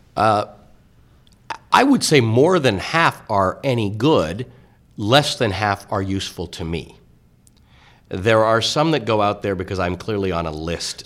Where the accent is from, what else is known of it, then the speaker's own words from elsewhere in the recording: Toronto, Ontario, Canada; also born or lived in Kenya; I was raised in Canada. I, I go back to Africa a lot, but I was raised in Toronto.